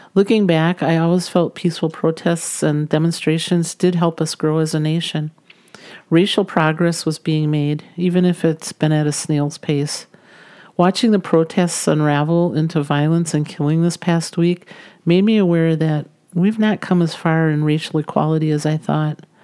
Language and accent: English; United States; as American citizens